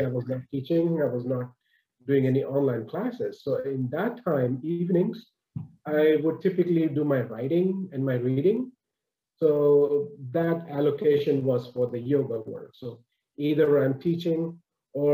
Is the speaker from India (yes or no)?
yes; Mumbai, Maharashtra, India; moved away as an adult; now in Canada; born and raised in Bombay, in India. I moved over to Canada when I was about 30, 31